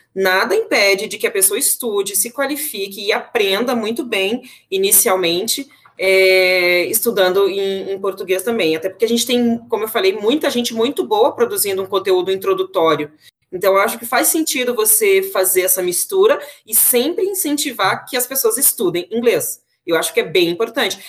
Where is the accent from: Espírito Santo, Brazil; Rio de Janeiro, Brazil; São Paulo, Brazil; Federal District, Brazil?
Federal District, Brazil; Brasília; moved away; nascida e criada em Brasília, capital do Brasil